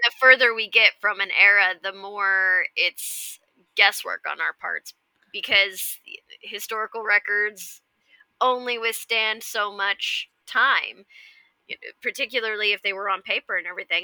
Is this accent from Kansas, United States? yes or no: yes; Kansas, United States; growing up in Kansas where there are a fair few tornadoes